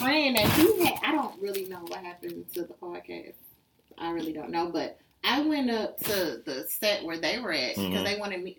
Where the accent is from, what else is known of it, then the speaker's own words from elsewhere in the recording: Houston, Texas, United States; from Houston, Texas.